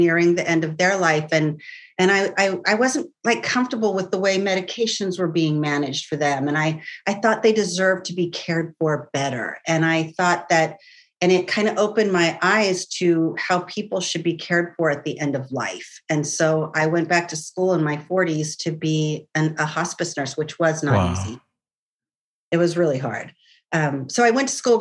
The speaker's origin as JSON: {"language": "English", "region": "California", "country": "United States", "tie": "born or raised there", "also_born_or_lived": "San Francisco / Carmel Valley / Menlo Park / Mendocino", "said": "I've lived in California all my life. I have moved quite a few times. I was born in San Francisco"}